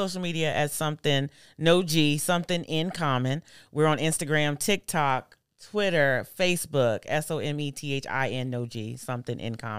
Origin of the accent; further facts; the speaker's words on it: Nashville, Tennessee, United States; born there; I was born in Nashville.